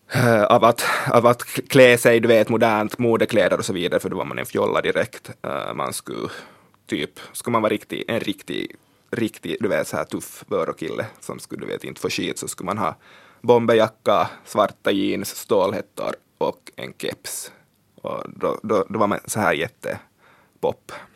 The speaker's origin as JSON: {"language": "Swedish", "region": "Swedish-speaking Ostrobothnia", "country": "Finland", "said": "jag är från svenska Österbotten"}